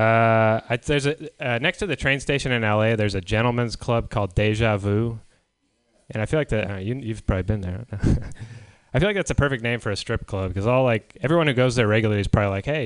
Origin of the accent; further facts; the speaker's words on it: San Diego, California, United States; moved away; where I grew up in San Diego